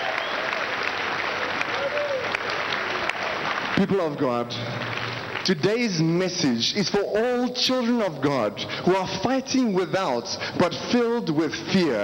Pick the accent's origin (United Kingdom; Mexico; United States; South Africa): South Africa; I am from South Africa.